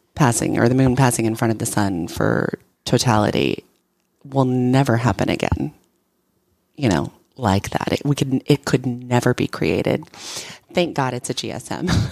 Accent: Oregon, United States; now in Texas, United States; I'm from Oregon

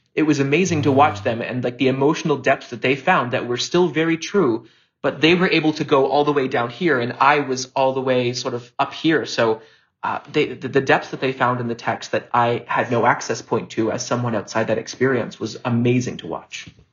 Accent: Hamilton, Ontario, Canada; a company in my hometown, Theater Aquarius

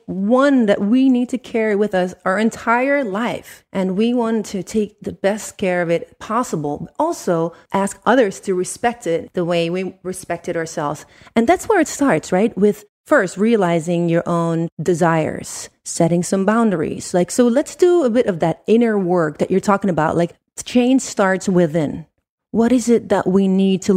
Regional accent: Netherlands; moved away; also born or lived in Italy; I'm from Holland originally

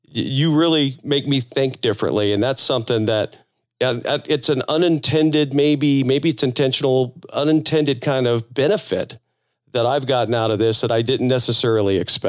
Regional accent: Florida, United States; moved away; I'm originally from Florida now, so I'm kind of from the South.

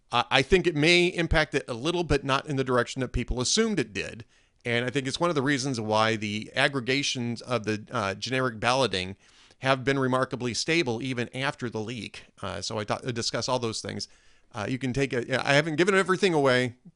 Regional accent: Minnesota, United States; And we're both expats from Minnesota these days. AJ landed in Ohio, and I'm in the great state of Texas.

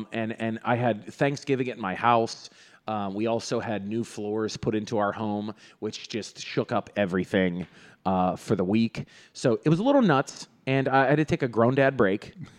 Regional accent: Greensburg, Pennsylvania, United States; we all love Pittsburgh, or I'm originally from Greensburg.

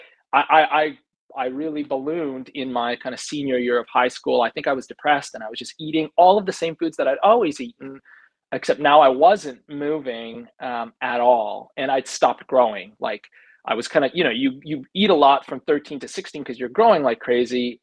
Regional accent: Canada; growing up in Canada

